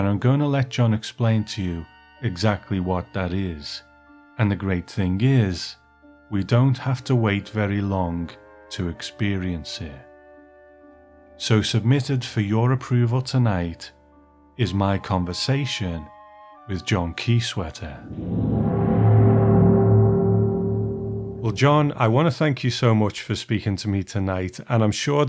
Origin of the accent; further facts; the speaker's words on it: Liverpool, North West England, United Kingdom; I'm from Liverpool in England